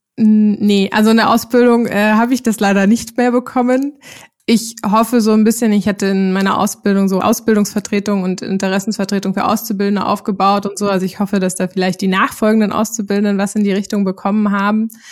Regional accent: Zwickau, Saxony, Germany; moved away as an adult; also born or lived in Lübeck; now in Berlin, Germany; ursprünglich bin ich in Zwickau in Sachsen aufgewachsen

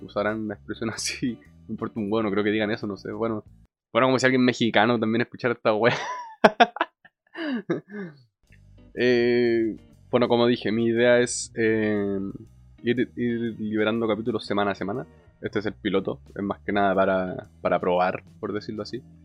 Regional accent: Chile; tengo 24 años, soy de Chile

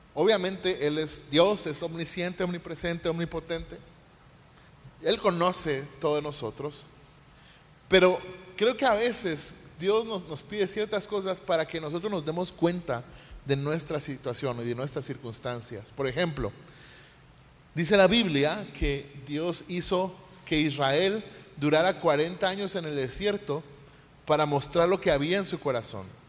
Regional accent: Mexico; como mexicanos

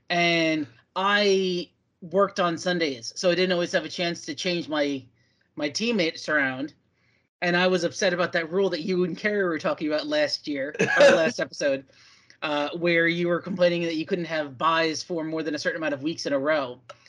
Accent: New York, United States; I grew up in New York

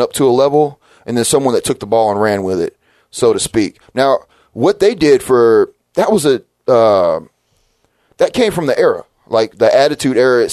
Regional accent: Memphis, Tennessee, United States; I'm from Memphis. I grew up. I had Memphis State Tiger basketball, and I had professional wrestling.

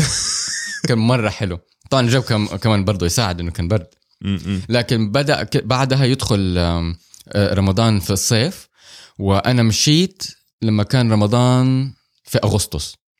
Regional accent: Saudi Arabia; احنا عندنا في السعوديه

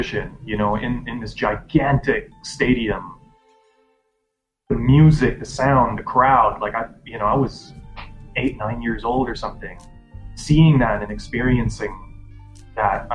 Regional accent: Jakarta, Indonesia; moved away; I was born and I grew up in Indonesia. And when I was 8 years old, we moved to the capital, Jakarta

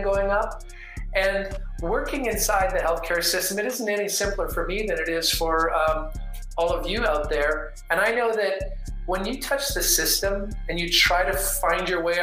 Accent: Canada; moved away as an adult; also born or lived in Victoria, Canada / Seattle, United States; now in Dallas, United States; I grew up in the Canadian Rockies and was born a Canadian, but I'm American by choice

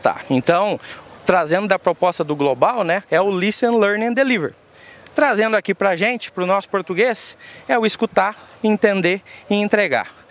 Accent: Londrina, Paraná, Brazil; sou de Londrina

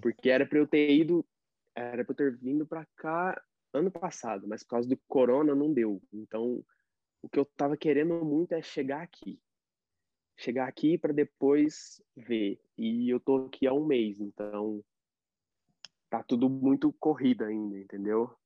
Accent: Brazil; now in United States; eu sou brasileiro, que eu não sei tudo ainda de inglês

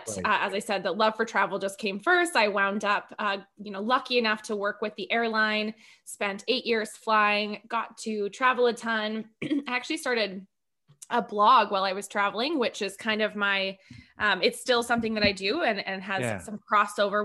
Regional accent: Edmonton, Alberta, Canada; moved away as an adult; also born or lived in Calgary / Vancouver; now in Penticton, Canada; I grew up in Edmonton and spent 10 years in Calgary and Vancouver and then here

